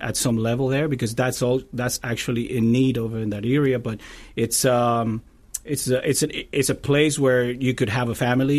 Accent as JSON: {"language": "English", "country": "Cuba", "moved": "as an adult", "lives_now": "Tampa, United States", "said": "I'm originally from Cuba, and I've been in the, in the States, uh, for twenty years."}